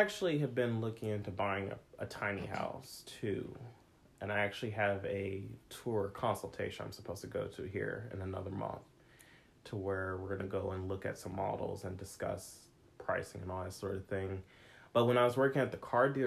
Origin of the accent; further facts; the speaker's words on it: Missouri, United States; now in California, United States; Missouri, where I'm from.